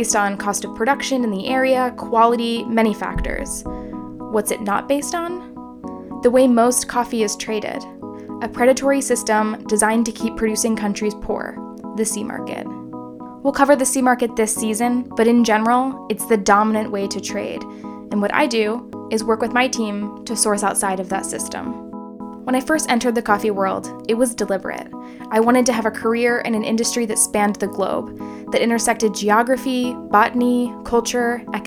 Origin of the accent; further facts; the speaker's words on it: United States; growing up in Amish country